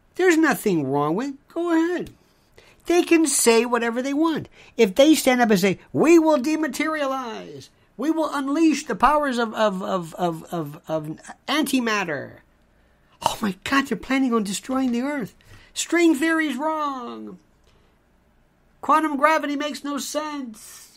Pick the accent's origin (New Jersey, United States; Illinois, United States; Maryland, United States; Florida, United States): Florida, United States; when I was growing up in the South in Florida